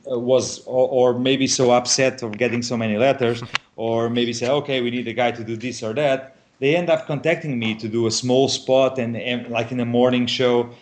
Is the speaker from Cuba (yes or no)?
no; Portugal; a 3 hours drive from Lisbon to my home city